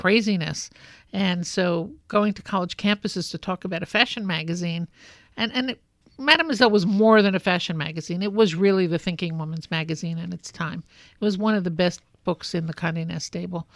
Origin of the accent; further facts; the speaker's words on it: New York City, New York, United States; I grew up in Brooklyn.